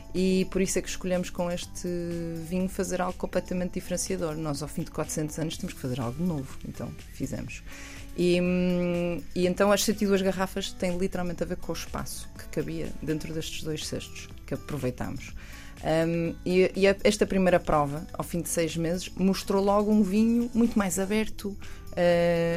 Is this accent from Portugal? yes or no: yes; Portugal; eu sou obviamente, portuguesa, eu sei de onde venho